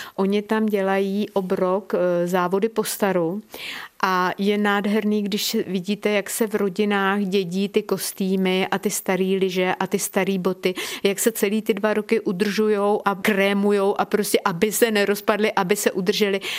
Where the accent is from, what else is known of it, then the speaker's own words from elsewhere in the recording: Krkonoše, near Kotel, Liberec Region, Czechia; když je kopec, na který se díváte od momentu, kdy se postavíte v dětské postýlce, když je tenhle kopec vám na blízku, tak já, i když jsem jezdila z Jablonce nad Něsou ze školy, tak když jsem přijela na Čermákovi rovně, tak jsem takhle vykoukla z toho autobusu a říkala jsem si, jo, kotlík je na svém místě a já už jsem doma